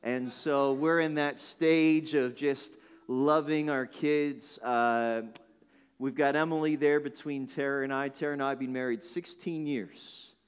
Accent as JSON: {"language": "English", "region": "Northern Ireland", "country": "United Kingdom", "tie": "born there", "said": "You won't know it, but that's actually where I was born. How many thought that I was from Northern Ireland? Nobody. Nobody ever thinks that. So my family emigrated."}